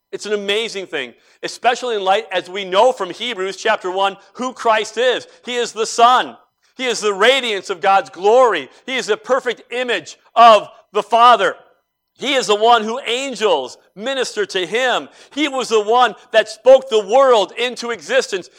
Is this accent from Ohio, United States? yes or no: yes; Cleveland, Ohio, United States; growing up in Cleveland